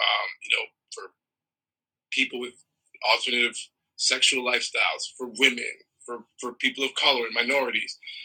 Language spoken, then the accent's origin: English; Toronto, Ontario, Canada; born or raised there; also born or lived in Trinidad and Tobago / Brooklyn, New York City